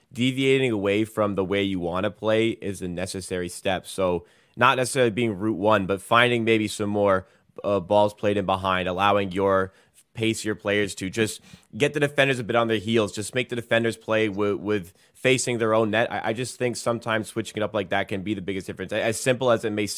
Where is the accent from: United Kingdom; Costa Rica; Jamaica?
United Kingdom; England; I am English.